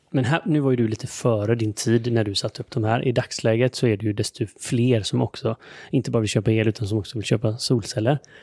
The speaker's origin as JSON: {"language": "Swedish", "country": "Sweden", "said": "Jag som svensk"}